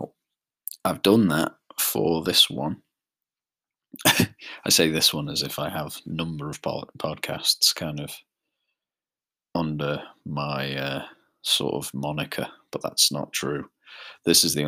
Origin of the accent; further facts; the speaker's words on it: Isle of Man; the Isle of Man, which is where I'm from.